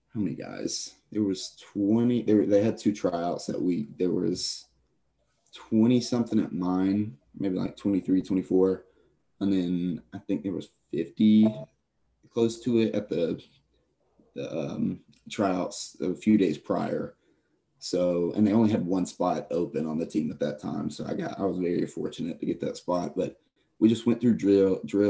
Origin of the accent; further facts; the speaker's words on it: Gaffney, South Carolina, United States; I'm from Gaffney, South Carolina, so right up the road.